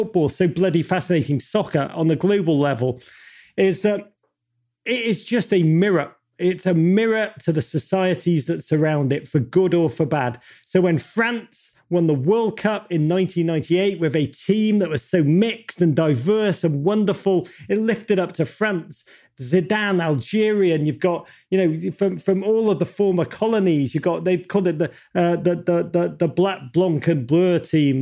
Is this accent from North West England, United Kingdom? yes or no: yes; Liverpool, North West England, United Kingdom; moved away as an adult; now in United States; I grew up in Liverpool, and in Liverpool we have a strange relationship with the rest of England